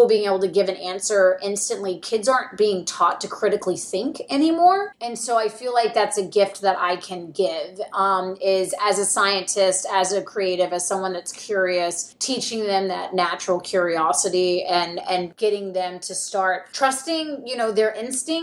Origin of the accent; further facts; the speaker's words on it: the South, United States; I grew up in the South, and I tell people all the time that I had to grow up a closeted builder in the South